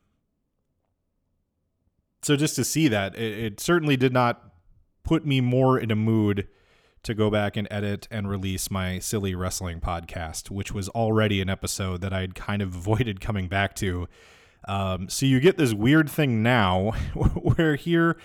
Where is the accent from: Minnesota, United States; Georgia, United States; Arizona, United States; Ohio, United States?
Minnesota, United States; Minneapolis; My parents are divorced, so I grew up in Minneapolis, but also in a suburb just south of Minneapolis